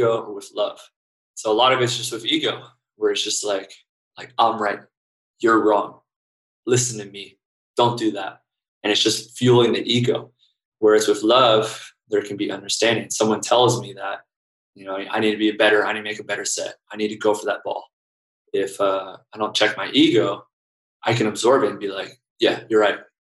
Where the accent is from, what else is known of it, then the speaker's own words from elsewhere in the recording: United States; I'm American